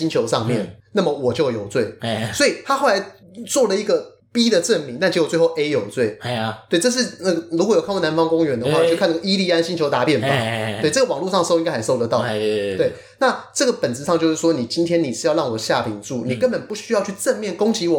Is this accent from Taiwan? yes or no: yes; Taiwan; 我们台湾人身体很脆弱